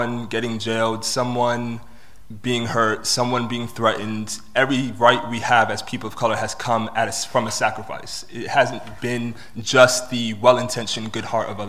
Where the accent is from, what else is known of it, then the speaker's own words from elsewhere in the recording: Washington, District of Columbia, United States; moved away as an adult; also born or lived in Bristol; now in United Kingdom; I was born in Bristol, but I was raised in Washington, D.C. So I'm British American.